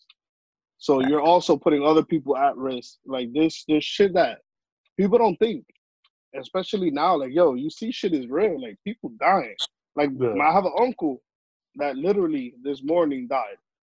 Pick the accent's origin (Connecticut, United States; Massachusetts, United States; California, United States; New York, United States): New York, United States; New York City; I'm from the Heights, as everybody knows